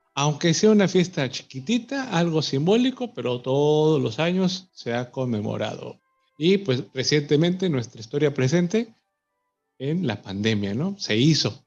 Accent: Mexico; como mexicano

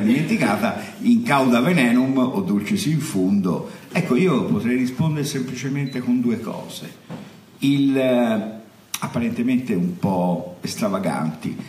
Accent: Florence, Tuscany, Italy; sono uno da buon fiorentino

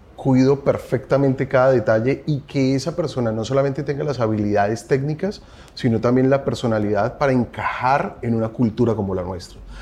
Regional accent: Colombia; Soy colombiano, tengo 40 años

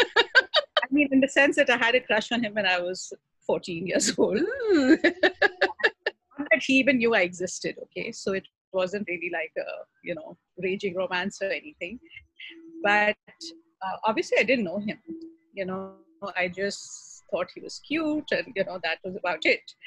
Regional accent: Pakistan; moved away as an adult; I grew up in Pakistan, and uh, my family is still very much there

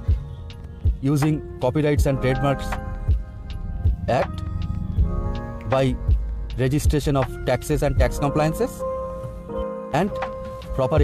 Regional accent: India; from India

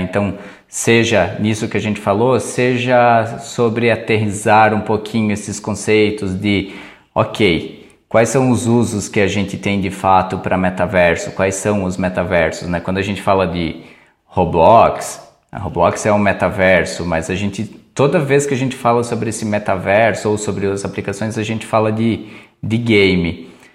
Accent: Brazil; a gente como brasileiro, com o nosso perfil assim

